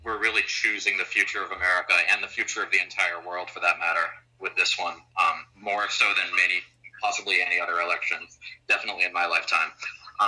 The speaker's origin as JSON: {"language": "English", "country": "United States", "said": "I'm an American who was an exchange student at Uppsala this past spring"}